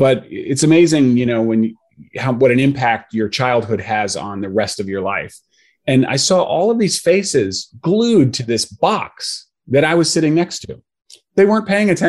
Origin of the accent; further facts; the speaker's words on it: Connecticut, United States; where I grew up in Connecticut